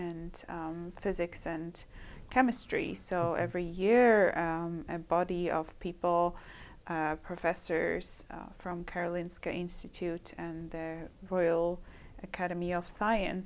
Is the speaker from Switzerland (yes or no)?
yes; Switzerland; moved away; my home country, which is the chocolate country, the Switzerland